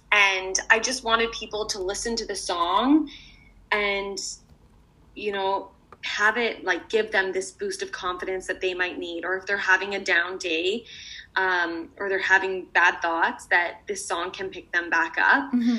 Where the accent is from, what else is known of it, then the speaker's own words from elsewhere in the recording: London, United Kingdom; I actually had a show in my hometown of London.